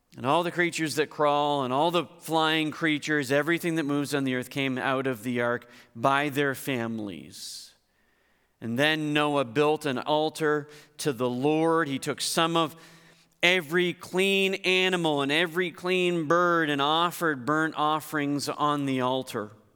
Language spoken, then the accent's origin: English; Hartland, New Brunswick, Canada; moved away; I grew up in Heartland